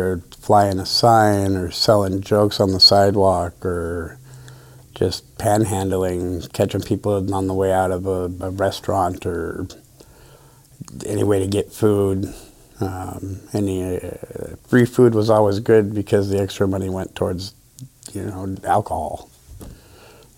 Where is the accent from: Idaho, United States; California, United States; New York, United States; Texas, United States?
Idaho, United States; moved away as an adult; also born or lived in Minnesota / Wisconsin / Oregon / Midwest; now in Grants Pass, United States; I was born in Idaho. Grew up a fairly rough life. Moved out of Idaho and was basically ward of the state by the time I was 14